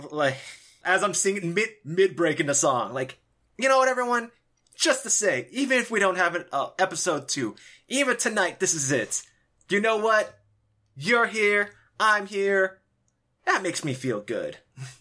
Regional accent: Los Angeles, California, United States; I'm from LA. Mm-hmm. So growing up, I always remember, like, people, like, doing their own little raps

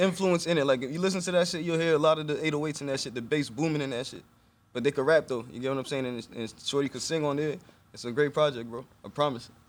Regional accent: Elmont, New York, United States; also born or lived in Brooklyn, New York / Atlanta, Georgia; now in Harlem, United States; I was born in Brooklyn, like every Haitian. Moved to Long Island when I was seven. I was raised in Elmont

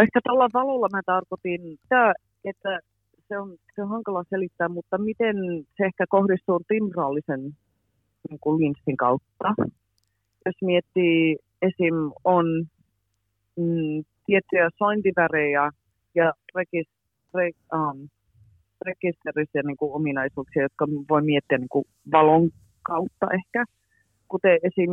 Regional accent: near Boston, Massachusetts, United States; moved away as an adult; also born or lived in Pälkäne, Finland / Helsinki area, Finland; now in London, United Kingdom; Mä oon lähinnä asunut tuolla Bostonin lähellä, mutta mä oon myös asunut tuolla Pälkäneellä, Tampereen lähellä

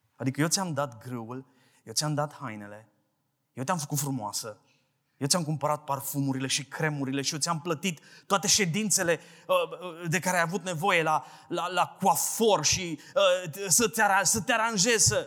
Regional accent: Brăila, Brăila County, Romania; de la Brăila vin

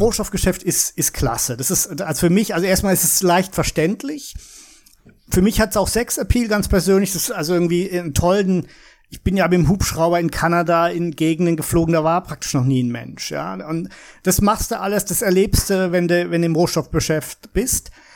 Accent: Heidelberg, Baden-Württemberg, Germany; moved away; also born or lived in Würzburg, Bavaria; Ich bin äh, gebürtiger Würzburger, also eigentlich Bayer, aber habe praktisch mein ganzes Leben in Deutschland im Heidelberger Raum verbracht, im Nordbadischen.

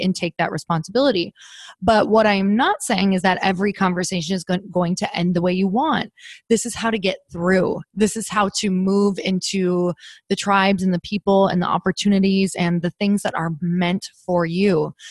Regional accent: Midwest, United States; now in California, United States; I'm, I'm from the Midwest and I started building my tribe when I was from the Midwest.

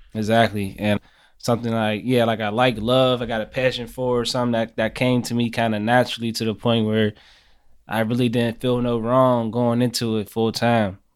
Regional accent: Pittsburgh, Pennsylvania, United States; I'm from Larmer, from Larmer, east side of Pittsburgh

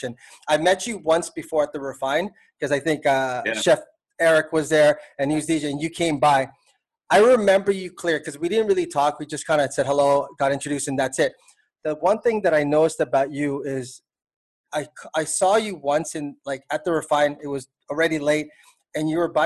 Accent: Toronto, Ontario, Canada; now in Philippines; I'm from Toronto

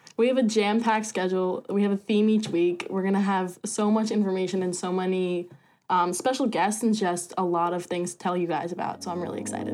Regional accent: Colts Neck, New Jersey, United States; I am from Colts Neck, New Jersey.

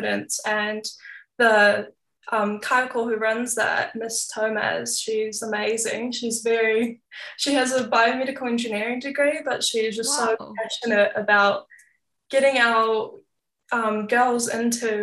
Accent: Auckland, New Zealand; also born or lived in Christchurch / Far North (iwi: Te Rarawa); I was born in Auckland, but I was raised in both Auckland and Christchurch.

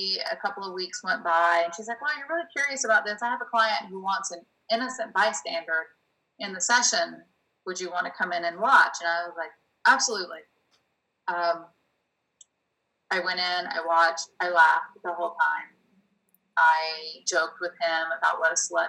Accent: the South, United States; moved away as an adult; also born or lived in New York; now in Los Angeles, United States; I came from the South

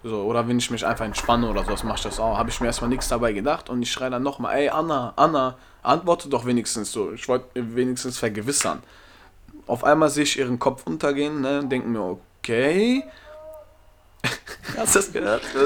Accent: Germany; Ich bin Deutscher, ich bin hier in Deutschland geboren

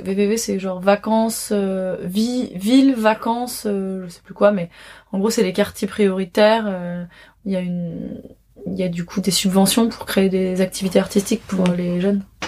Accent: Paris, Île-de-France, France; j'ai grandi à Paris

